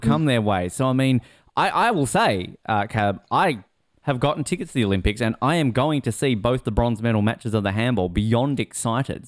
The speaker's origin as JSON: {"language": "English", "region": "Tasmania", "country": "Australia", "tie": "born or raised there", "also_born_or_lived": "Brisbane, Australia", "moved": "yes", "lives_now": "Sydney, Australia", "said": "And I grew up in Tasmania"}